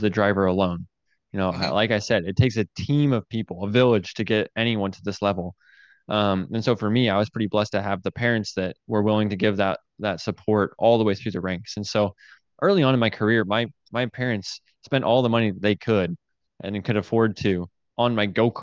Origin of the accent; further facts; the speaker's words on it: Payette, Idaho, United States; it's as close as we're going to get to Payette, Idaho